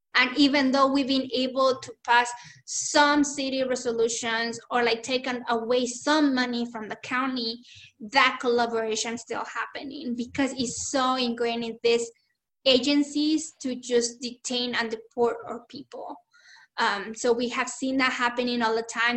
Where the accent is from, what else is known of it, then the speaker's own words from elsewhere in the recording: Chihuahua, Mexico; now in Tucson, United States; I was born in Chihuahua, Chihuahua, Mexico that that was the state that I was born and I grew up.